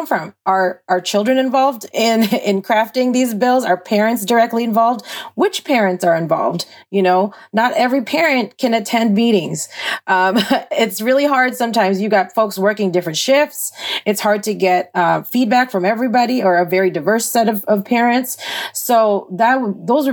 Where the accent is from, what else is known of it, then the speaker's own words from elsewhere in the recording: Saint Paul, Minnesota, United States; growing up in St. Paul Public Schools